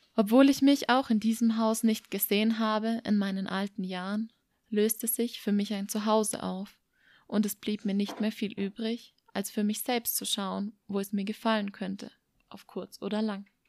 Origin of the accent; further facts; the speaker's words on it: Germany; moved away as an adult; Es ist mein Herkunftsland, der Ort, an dem meine Großeltern Jahr für Jahr Obst und Gemüse